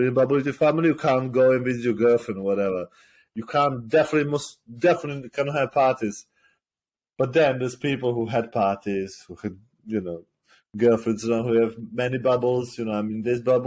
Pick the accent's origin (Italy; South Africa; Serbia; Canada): Serbia; moved away as an adult; now in United Kingdom; I class myself more as Serbian because I grew up in Serbia for like 20 odd years. And I live here like just over 10 years or so